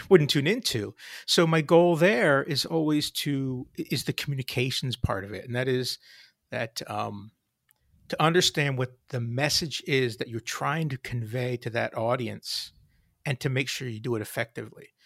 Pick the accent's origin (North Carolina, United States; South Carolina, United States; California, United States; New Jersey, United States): New Jersey, United States; Hamilton; also born or lived in suburb of Philadelphia, New Jersey; I grew up in a small town in South Jersey called Hamilton